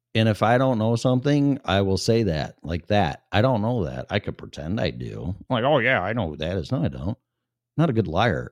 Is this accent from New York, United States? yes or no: no; Chicago suburbs, Illinois, United States; I was born and raised in Illinois, in the Chicago suburbs